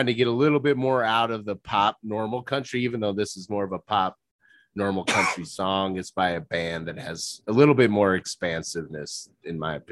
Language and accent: English; Midwest, United States; I'm a Midwesterner